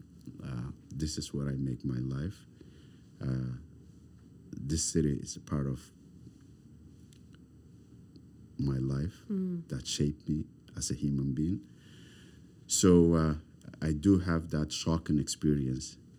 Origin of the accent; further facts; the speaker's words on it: Somalia; English is a second language; moved away as an adult; also born or lived in refugee camp; now in Halifax, Canada; I come from Somalia. I come from Africa.